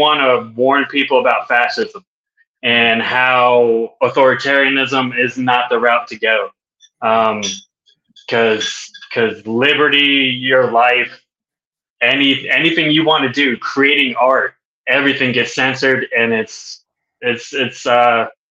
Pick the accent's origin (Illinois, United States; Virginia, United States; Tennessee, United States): Virginia, United States; Virginia Beach; accent: Southern; also born or lived in Wisconsin; I'm from Virginia Beach.